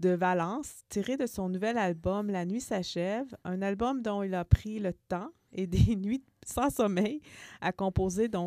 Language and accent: French; Saint-Jérôme, Quebec, Canada; moved away; j'ai grandi à Saint-Jérôme.